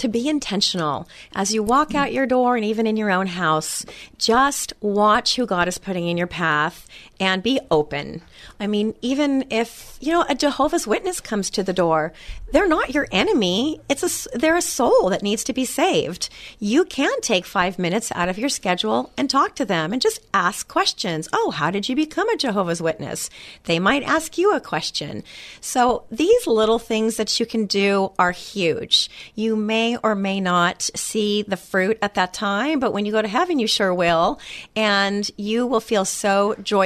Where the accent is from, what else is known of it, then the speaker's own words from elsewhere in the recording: Northern California, United States; now in San Clemente, United States; I grew up in Northern California.